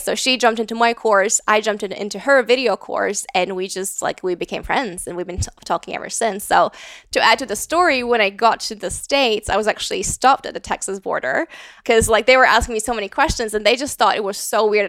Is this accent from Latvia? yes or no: yes; Latvia; moved away as an adult; also born or lived in London, United Kingdom / Riga, Latvia; now in Austin, United States; I grew up in Latvia. I moved to the U K, um, for university